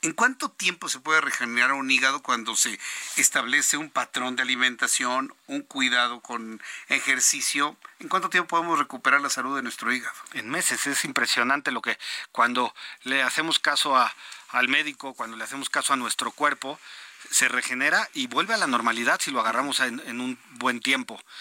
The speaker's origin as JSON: {"language": "Spanish", "country": "Mexico", "said": "somos malos los mexicanos"}